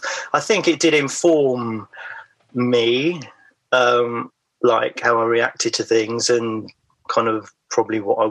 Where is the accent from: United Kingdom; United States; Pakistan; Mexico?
United Kingdom; the Fens, Cambridgeshire, East of England; moved away; also born or lived in London; I grew up in the Fens, which is, you know, rural East Anglia